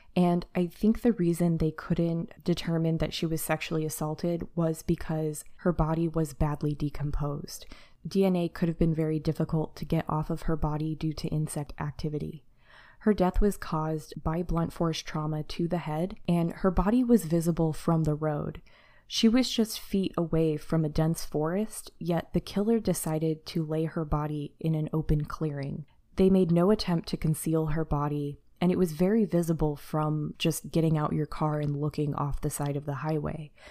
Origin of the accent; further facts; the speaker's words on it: United States; as an American